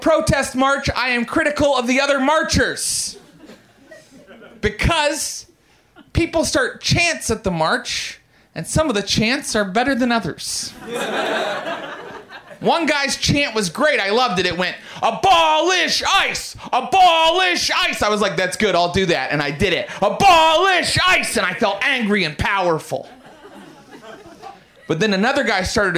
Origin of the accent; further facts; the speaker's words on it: Morgantown, West Virginia, United States; I was raised Pentecostal Christian in Morgantown, West Virginia